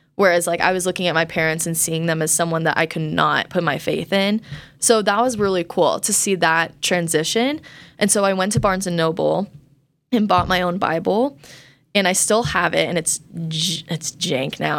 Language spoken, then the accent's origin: English; Colorado, United States; I grew up in Colorado